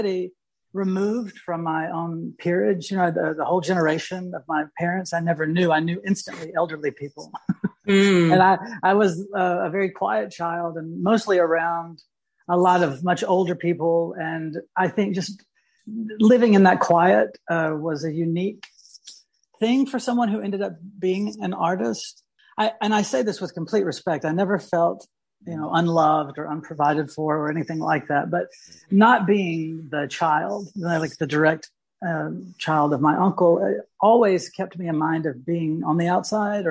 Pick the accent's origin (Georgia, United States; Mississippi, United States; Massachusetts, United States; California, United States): Mississippi, United States; Louisville; also born or lived in Charleston, South Carolina / Bloomington; I grew up in Mississippi